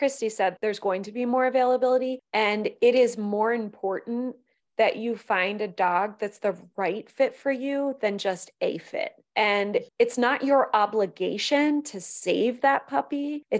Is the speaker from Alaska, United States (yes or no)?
no; Pennsylvania, United States; perspective on that comes from growing up in a community where it's the puppy mill capital of the world. I grew up in Pennsylvania.